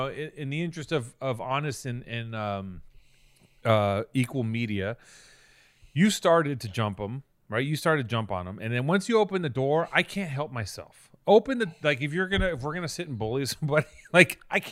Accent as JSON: {"language": "English", "area": "Venice, Los Angeles", "region": "California", "country": "United States", "tie": "born or raised there", "said": "I grew up in Venice"}